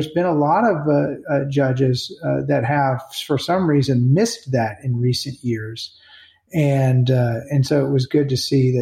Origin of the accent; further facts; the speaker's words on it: United States; we, as Americans